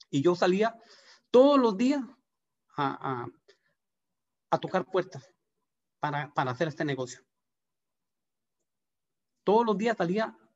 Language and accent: Spanish; Guanacaste, Costa Rica; De verdad que nosotros eh, venimos de Guanacaste con, unas ganas de, trabajar como, todo el mundo, buscando trabajo, eh, con ganas de crecer.